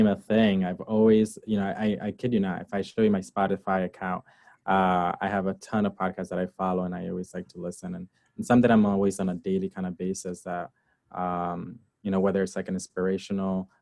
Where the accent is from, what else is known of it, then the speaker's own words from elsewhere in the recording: Hartford, Connecticut, United States; also born or lived in Barranquitas, Puerto Rico / New Britain, Connecticut; I grew up in between Hartford, Connecticut and New Britain, Connecticut.